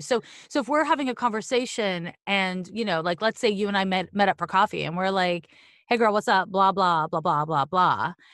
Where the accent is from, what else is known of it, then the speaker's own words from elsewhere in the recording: Montreal, Quebec, Canada; I'm from Montreal